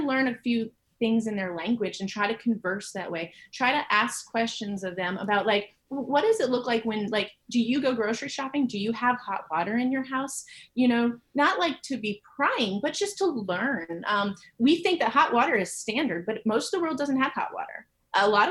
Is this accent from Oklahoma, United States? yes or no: no; Maine, United States; now in Nashville, United States; I grew up in a very small town in Maine